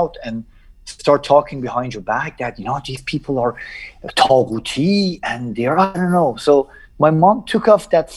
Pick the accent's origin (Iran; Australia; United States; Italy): Iran; born or raised there; also born or lived in Najaf, Iraq